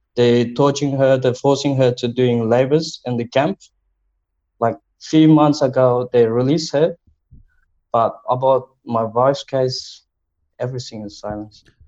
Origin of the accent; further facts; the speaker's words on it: Uyghur, Xinjiang, China; now in Australia; my nationality is Uyghur. I'm Uyghur Australian. And I came here 2009